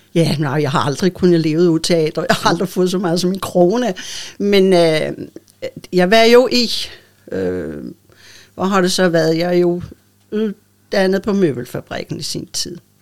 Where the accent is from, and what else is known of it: Bornholm, Capital Region of Denmark, Denmark; accent: old Bornholmsk